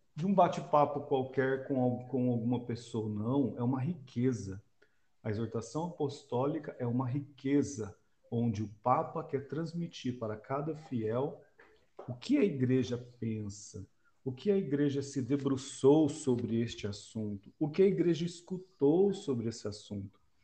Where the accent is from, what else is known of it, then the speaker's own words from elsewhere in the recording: Londrina, Paraná, Brazil; moved away; eu sou natural de Londrina